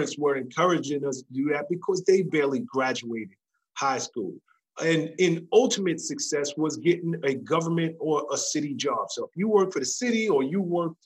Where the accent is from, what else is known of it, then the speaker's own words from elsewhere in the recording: New York City, New York, United States; I come from the South Bronx, New York